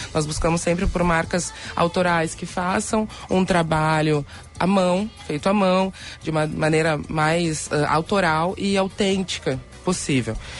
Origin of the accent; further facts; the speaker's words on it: Rio Grande do Sul, Brazil; desde pequena, como gaúcha, eu já ia para a escola como prenda